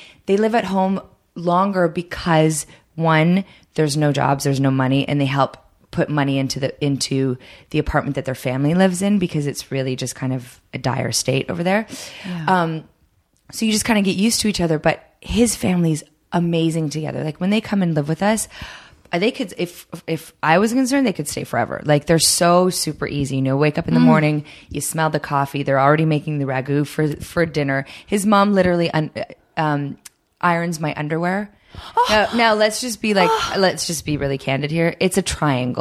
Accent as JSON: {"language": "English", "town": "Toronto", "region": "Ontario", "country": "Canada", "tie": "born or raised there", "also_born_or_lived": "Sweden", "moved": "yes", "said": "my brother and I, we grew up in Toronto."}